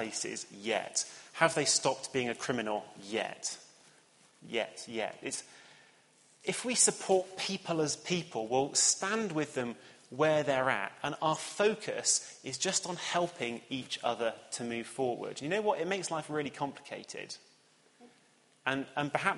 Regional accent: Cheltenham, South West England, United Kingdom; moved away; the town that I grew up in Cheltenham

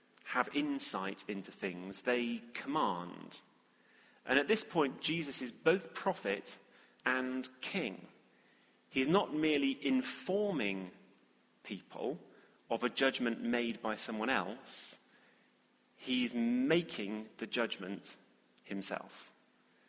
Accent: England, United Kingdom; being evidently English

